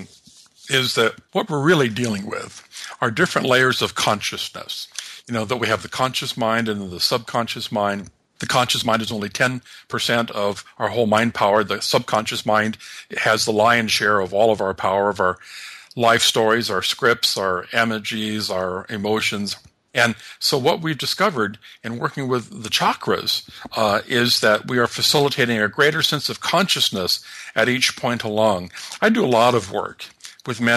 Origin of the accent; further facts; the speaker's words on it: Los Angeles, California, United States; I grew up in the Los Angeles area